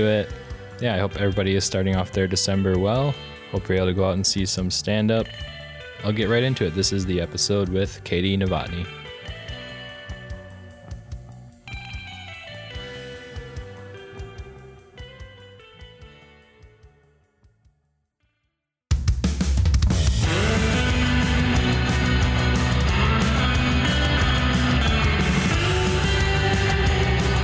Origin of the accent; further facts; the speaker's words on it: Midwest, United States; now in Los Angeles, United States; we're both from the Midwest